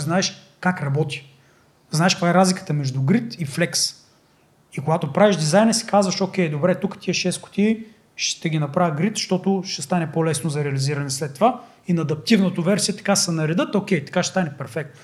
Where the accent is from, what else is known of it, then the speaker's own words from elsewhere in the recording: Bulgaria; Ние сме българи